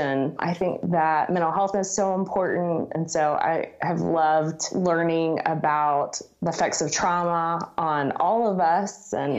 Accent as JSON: {"language": "English", "town": "Dallas", "region": "Texas", "country": "United States", "tie": "born or raised there", "also_born_or_lived": "Colorado", "lives_now": "Birmingham, United States", "said": "I grew up in Dallas. For college, I moved to Colorado, went to University of Colorado in Boulder."}